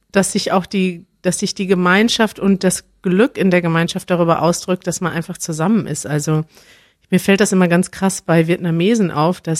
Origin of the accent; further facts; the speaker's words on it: Germany; als Deutscher denke ich dann mal